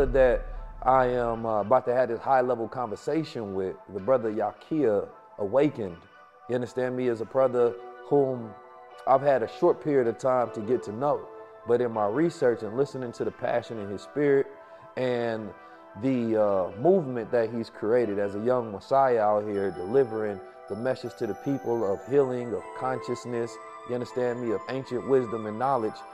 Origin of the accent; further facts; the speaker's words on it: St. Louis, Missouri, United States; moved away; I was born in St. Louis, Missouri, where I grew up